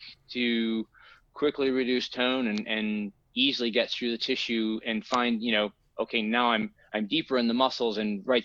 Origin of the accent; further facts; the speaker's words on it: Tennessee, United States; moved away as an adult; now in Los Angeles, United States; I'm originally from Tennessee, and I moved out here in 94 working in film